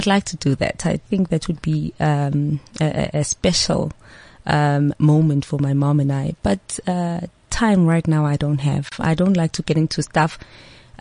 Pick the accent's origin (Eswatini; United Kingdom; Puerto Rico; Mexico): Eswatini; moved away; I'm from Swaziland. I don't hide that fact. They know that I was born and raised there.